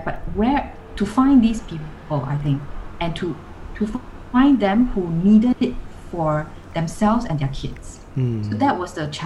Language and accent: English; Singapore; I'm from Singapore.